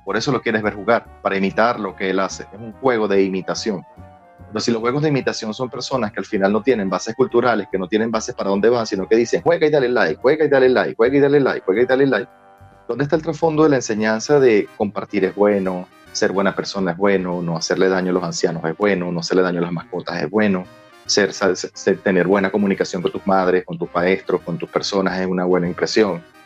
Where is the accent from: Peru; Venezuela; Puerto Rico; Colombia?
Venezuela; La venezolanidad está en, en nuestra forma de hablar, en nuestra velocidad al hablar